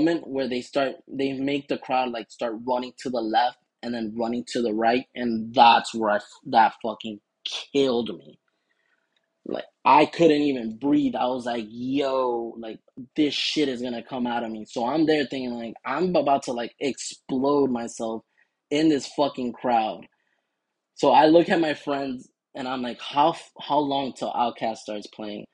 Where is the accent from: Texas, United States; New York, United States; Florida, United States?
Florida, United States; Miami; we're from Florida